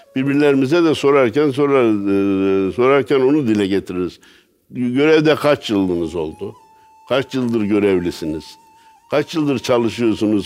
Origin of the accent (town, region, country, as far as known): Kayseri, Kayseri Province, Turkey